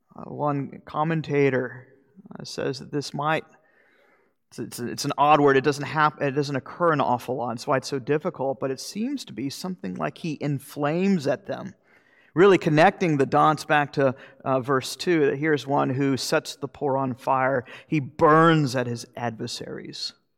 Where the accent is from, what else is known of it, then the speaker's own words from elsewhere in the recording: Florida, United States; moved away; I'm from Florida